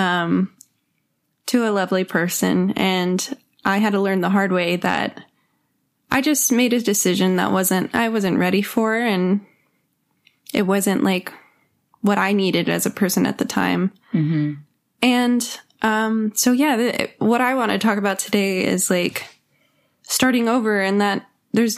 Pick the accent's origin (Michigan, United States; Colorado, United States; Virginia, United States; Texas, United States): Texas, United States; I grew up in Texas and it's a great place to grow up.